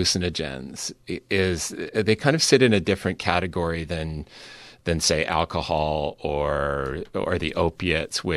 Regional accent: Vancouver, British Columbia, Canada; my hometown of Vancouver, where I produced the show

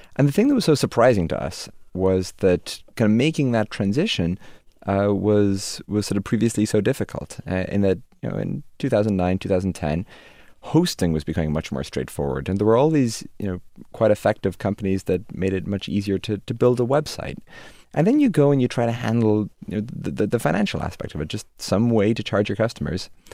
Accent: Dromineer, Munster, Ireland; moved away; also born or lived in Limerick, Ireland; when I was five or six, Dad decided to, to buy this, uh, very tiny hotel by the shores of Lochderg in Ireland, uh, in the village of Drummondir

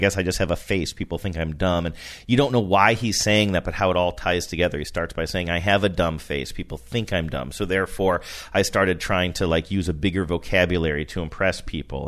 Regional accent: Rust Belt, United States; moved away; I grew up in the Rust Belt

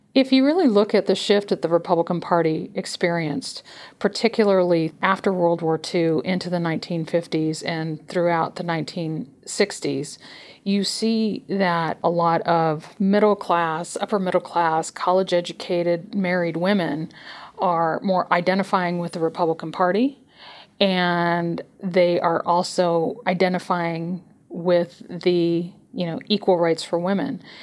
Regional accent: California, United States; my home state of California

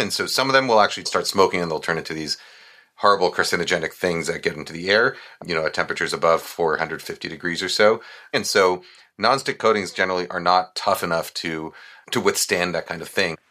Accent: New York, United States; when I was growing up in New York

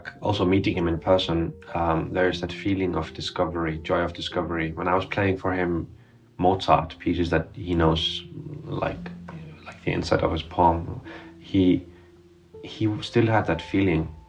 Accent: Iceland; moved away; I come from afar, I come from Iceland, I come from this tiny little society on this rather big

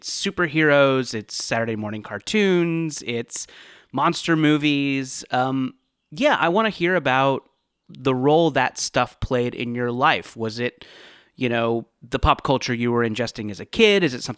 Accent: Mission Viejo, California, United States; I grew up in Mission Viejo.

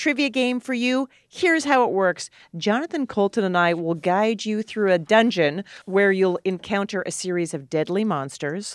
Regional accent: Alberta, Canada; where I grew up in Alberta, Canada

